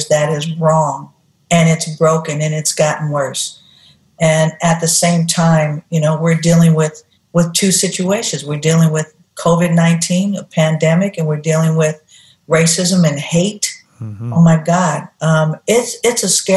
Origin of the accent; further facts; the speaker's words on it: Oakland, California, United States; Growing up in Oakland, and where I lived, a couple of places where we lived in the community, the ghetto, we called it